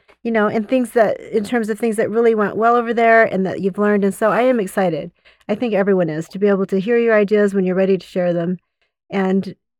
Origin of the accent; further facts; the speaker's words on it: Utah, United States; also born or lived in Davis County, Utah; now in Kaysville, United States; I grew up in Utah County.